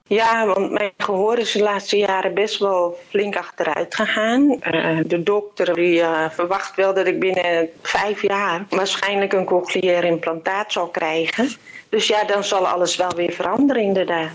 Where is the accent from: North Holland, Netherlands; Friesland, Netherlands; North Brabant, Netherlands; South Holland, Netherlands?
North Holland, Netherlands; Purmerend; ik kom uit Purmerend.